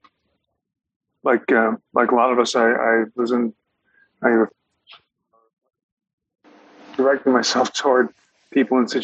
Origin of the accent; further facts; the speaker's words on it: United States; I'm an American